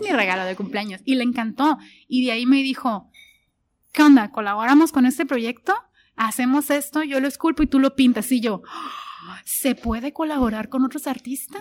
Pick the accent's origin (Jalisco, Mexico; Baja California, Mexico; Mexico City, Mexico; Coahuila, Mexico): Baja California, Mexico; Tijuana; yo soy orgullosamente tijuanense